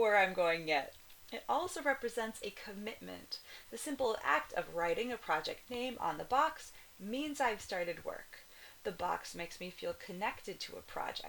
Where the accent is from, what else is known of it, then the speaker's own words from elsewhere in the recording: Kona, Hawaii, United States; now in Cologne, Germany; the Kona Village Hotel in my hometown